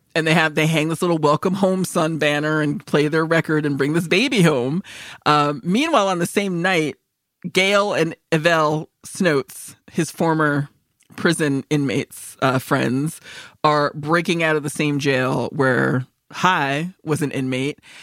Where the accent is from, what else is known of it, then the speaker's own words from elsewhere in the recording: Northeast, United States; growing up in the East Coast, like, North, Northeast